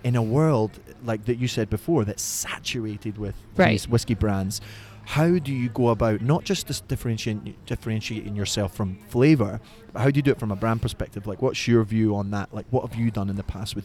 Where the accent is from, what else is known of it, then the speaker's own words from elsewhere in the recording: Detroit, Michigan, United States; I'm actually from Detroit